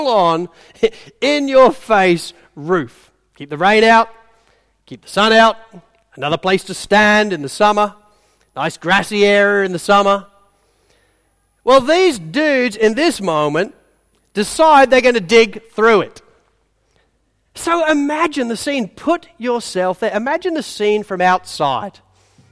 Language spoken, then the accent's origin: English; England, United Kingdom; I'm English